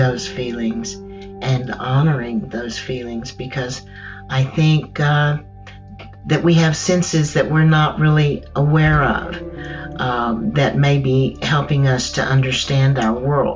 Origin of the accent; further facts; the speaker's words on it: Texas, United States; Growing up in Texas, you hear Spanish all around you, even more so today, but even when I was growing up, you would hear Spanish.